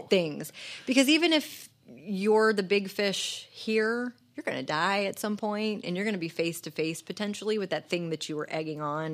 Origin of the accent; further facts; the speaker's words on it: St. Louis, Missouri, United States; also born or lived in Jennings, Missouri; I grew up in Jennings and Baden. I am a, a North city county kid